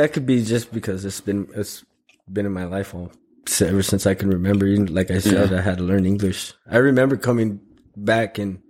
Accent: Tucson, Arizona, United States; first language Spanish; English is a second language; moved away as an adult; also born or lived in Mexico; now in Alabama, United States; Well, I was born in Tucson. And then, about 2 or 3 years old, I obviously don't remember that, but my father took me to Mexico, and then I came back when I was 7.

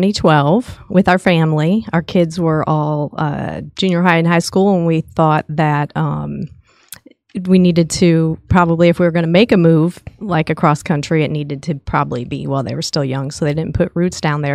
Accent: Chicago, Illinois, United States; now in Texas, United States; And, you know, we came from Chicago. It's not the ideal state to live in.

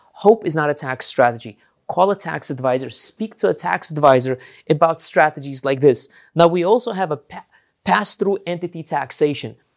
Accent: New York, United States; since I'm from New York

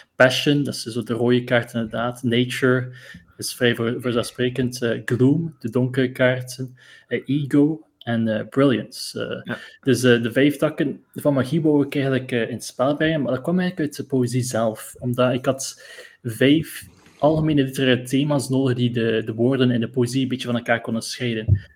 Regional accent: Bruges, Flanders, Belgium; eigenlijk ben ik van Brugge origineel

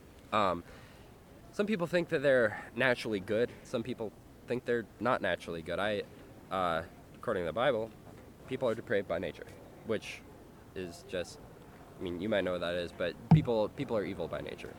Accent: Northern California, United States; now in San Diego, United States; I'm from Northern California

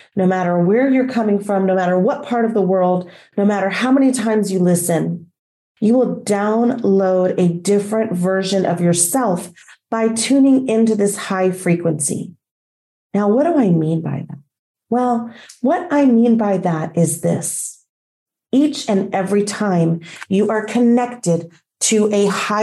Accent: Texas, United States; also born or lived in Colombia / Mexico; now in Florida, United States; I was born in a state in our union called Texas. So for that state, I might be referred to as a Texan.

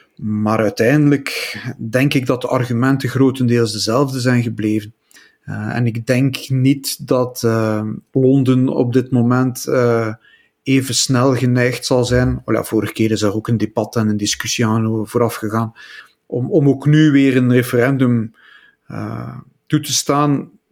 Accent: Flemings, Flanders, Belgium; Wij als Vlamingen

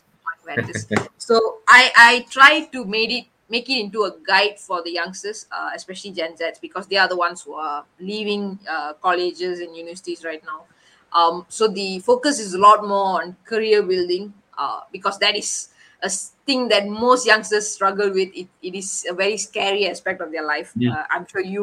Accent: Malaysia; we were the first Malaysians

